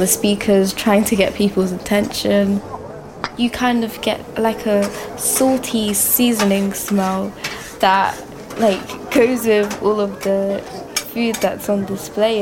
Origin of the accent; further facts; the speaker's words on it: London, United Kingdom; Growing up in Brixton has had a large influence on me